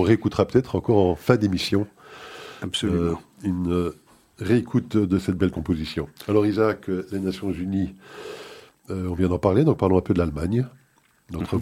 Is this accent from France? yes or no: no; Belgium; ici chez nous en Belgique